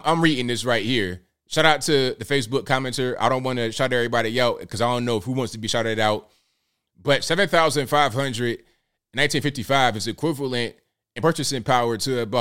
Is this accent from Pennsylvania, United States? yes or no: no; Newport News, Virginia, United States; we came from West Virginia to Virginia in a small mobile home. Parked it right there in the hood in Newport News